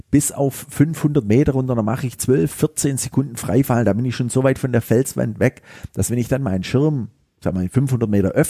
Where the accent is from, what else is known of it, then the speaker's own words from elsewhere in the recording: Stuttgart, Baden-Württemberg, Germany; Und das war so eine ganz große Idee von mir hier als Stuttgarter